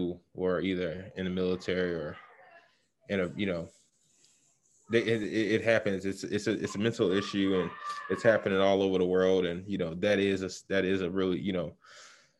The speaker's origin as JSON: {"language": "English", "town": "Chicago", "region": "Illinois", "country": "United States", "said": "I'm from Chicago, south side of Chicago to be exact, Morgan Park"}